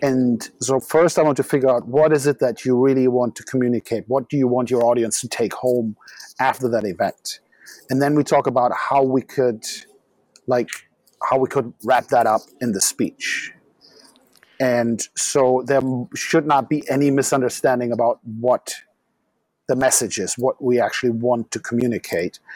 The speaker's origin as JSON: {"language": "English", "town": "Düsseldorf", "region": "North Rhine-Westphalia", "country": "Germany", "tie": "born or raised there", "also_born_or_lived": "Frankfurt", "moved": "as an adult", "lives_now": "Berlin, Germany", "said": "Dusseldorf is my hometown"}